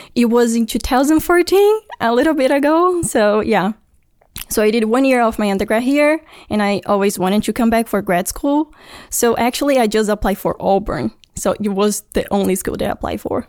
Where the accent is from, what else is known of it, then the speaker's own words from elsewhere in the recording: Brasília, Federal District, Brazil; moved away; I'm from Brasilia, which is the capital